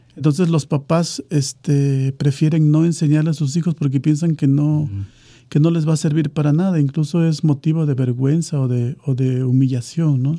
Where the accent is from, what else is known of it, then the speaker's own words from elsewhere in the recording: Pajapan, Veracruz, Mexico; el municipio de Pajapan, que es de donde yo soy